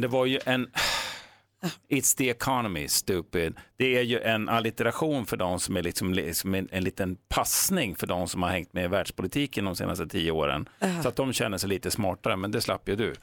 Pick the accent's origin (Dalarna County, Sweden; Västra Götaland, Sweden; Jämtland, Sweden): Jämtland, Sweden; under min uppväxt uppe i Jämtland